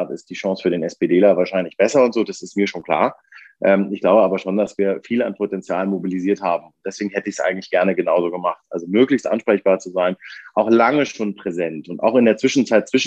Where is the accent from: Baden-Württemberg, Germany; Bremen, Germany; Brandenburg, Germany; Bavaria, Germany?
Bavaria, Germany; damals mit 15 im Bayerischen Wald äh, im Landkreis Kam, wo ich aufgewachsen bin, an der Richtung tschechischen Grenze.